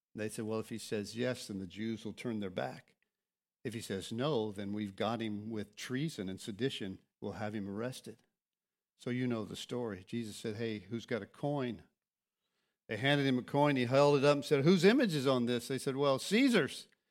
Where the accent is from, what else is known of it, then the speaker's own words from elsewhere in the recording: Florida, United States; also born or lived in Lakeland, Florida / Kansas City; I grew up here. This is my hometown.